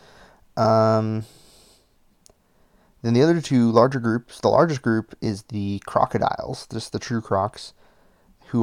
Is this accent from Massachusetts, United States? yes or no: yes; Massachusetts, United States; we're from Massachusetts